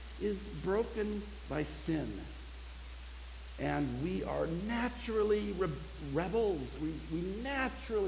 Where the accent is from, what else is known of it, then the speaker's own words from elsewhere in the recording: United States; I'm an American